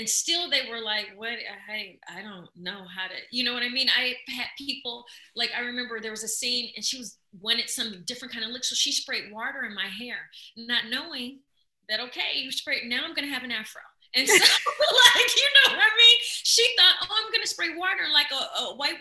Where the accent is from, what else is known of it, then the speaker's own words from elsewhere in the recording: Midwest, United States; I come from the Midwest where grandma have you in the kitchen